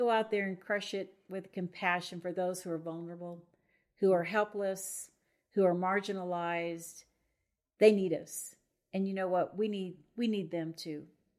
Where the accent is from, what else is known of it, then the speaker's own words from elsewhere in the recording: Farmington, New Mexico, United States; My hometown.